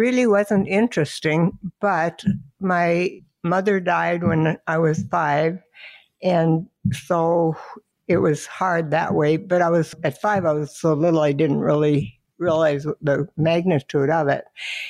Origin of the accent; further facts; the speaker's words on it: Minnesota, United States; also born or lived in North Dakota; And then in 1946, we moved from North Dakota to Minnesota. And so we really liked Minnesota. And we had a farm and we had to walk quite a ways to get to the school bus that went to school.